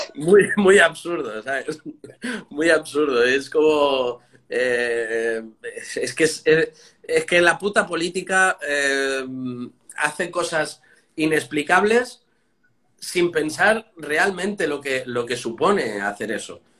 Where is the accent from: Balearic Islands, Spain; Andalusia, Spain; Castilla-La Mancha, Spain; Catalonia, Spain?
Catalonia, Spain; now in Madrid, Spain; yo soy catalán, no español